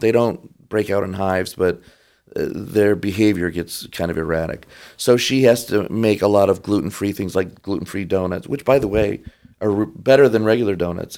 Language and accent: English; Detroit, Michigan, United States; moved away; also born or lived in Rochester Hills, Michigan / Kodiak, Alaska; I grew up in Detroit.